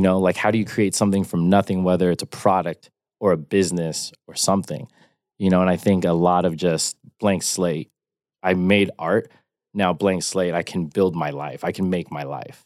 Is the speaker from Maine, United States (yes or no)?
no; Rancho Cucamonga, California, United States; I grew up in the suburbs of Rancho Cucamonga in the Inland Empire, um, Southern California.